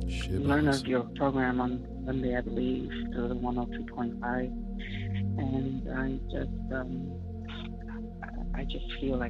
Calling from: Decatur, Georgia, United States; I'm calling from Decatur, Georgia.

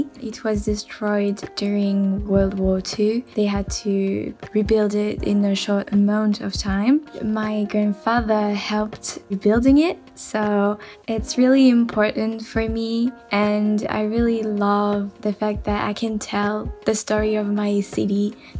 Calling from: France; I'm calling from France

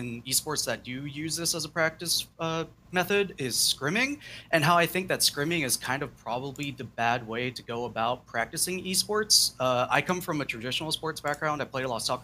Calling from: Chico, California, United States; I'm calling from Chico, California.

